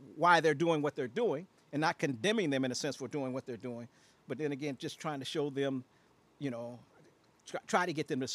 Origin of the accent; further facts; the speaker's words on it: Chicago, Illinois, United States; moved away as an adult; now in Aurora, United States; I'm from Chicago, born and raised in Chicago